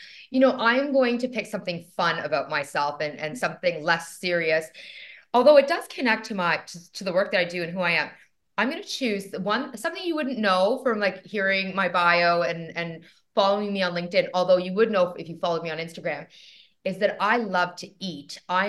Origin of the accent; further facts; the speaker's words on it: Toronto, Ontario, Canada; I'm so Canadian in many ways, because I am Canadian, joining you from Toronto, Canada.